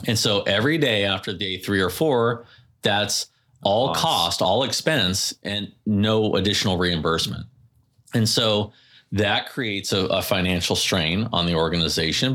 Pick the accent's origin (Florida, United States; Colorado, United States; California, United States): California, United States; I'm very Californian. I grew up in a surfing family.